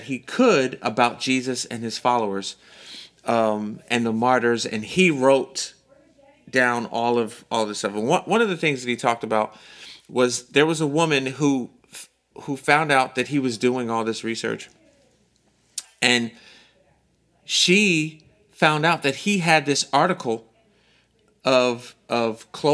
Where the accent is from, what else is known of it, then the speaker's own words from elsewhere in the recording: United States; in America as American Christians